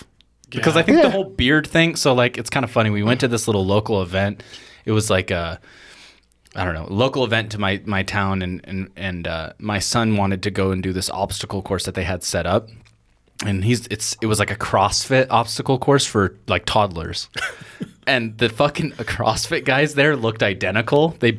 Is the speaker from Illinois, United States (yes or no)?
no; California, United States; now in Idaho, United States; Yeah, I'm from Cali.